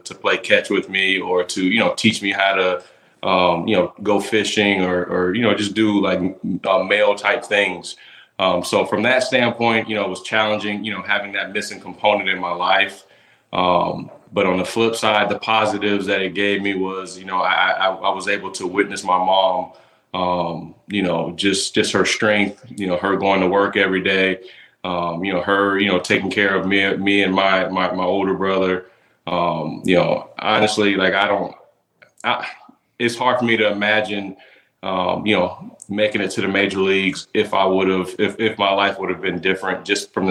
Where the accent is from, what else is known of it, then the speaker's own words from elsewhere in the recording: Tampa, Florida, United States; right here in my hometown of Tampa